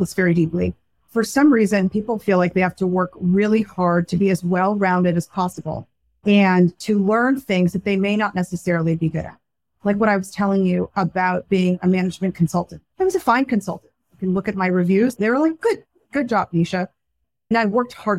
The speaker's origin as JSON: {"language": "English", "area": "Silicon Valley", "region": "California", "country": "United States", "tie": "born or raised there", "said": "I grew up in Silicon Valley"}